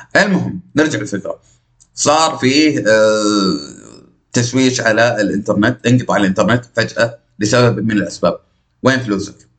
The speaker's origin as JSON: {"language": "Arabic", "region": "Najd", "country": "Saudi Arabia", "accent": "Najdi", "said": "نجدي من قلب صحراء نجد"}